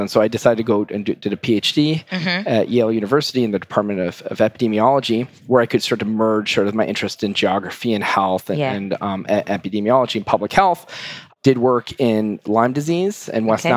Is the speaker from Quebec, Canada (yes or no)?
yes; Montreal, Quebec, Canada; moved away as an adult; now in Boston, United States; I'm Canadian, grew up in Montreal